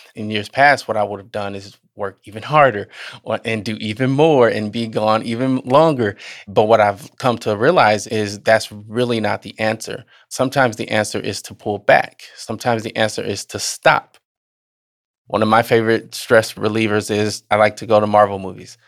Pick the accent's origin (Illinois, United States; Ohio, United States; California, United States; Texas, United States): Illinois, United States; Southern; also born or lived in Chicago, Illinois; She moved us to Southern Illinois, and that's where I grew up